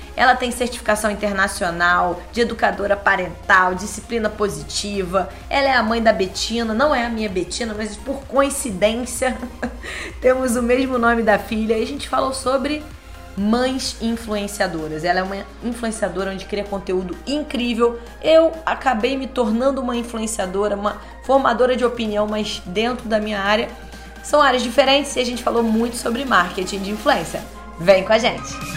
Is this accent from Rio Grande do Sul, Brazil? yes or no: no; Niterói, Rio de Janeiro, Brazil; Nós somos de Niterói, nós somos mães